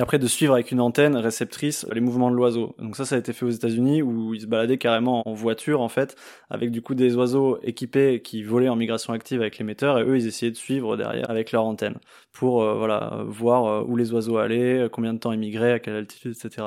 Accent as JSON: {"language": "French", "country": "France", "said": "chez nous en France"}